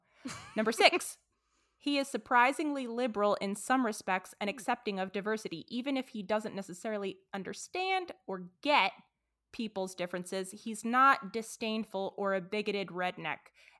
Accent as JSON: {"language": "English", "country": "United Kingdom", "said": "Number four, as a Brit. As a Brit, that Texan got a pretty foxy."}